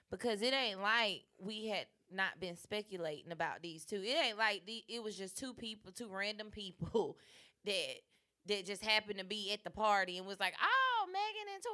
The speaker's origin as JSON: {"language": "English", "town": "Chicago", "region": "Illinois", "country": "United States", "said": "I'm from Chiraq."}